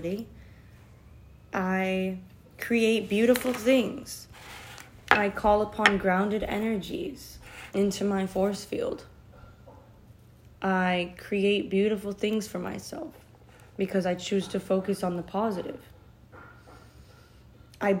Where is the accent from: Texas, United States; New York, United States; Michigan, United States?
Michigan, United States; Detroit; I'm from Detroit